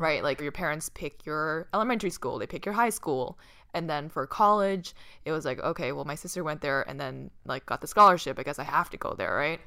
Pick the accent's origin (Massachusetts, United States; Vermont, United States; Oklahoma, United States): Massachusetts, United States; Boston; moved away as an adult; I grew up in Boston.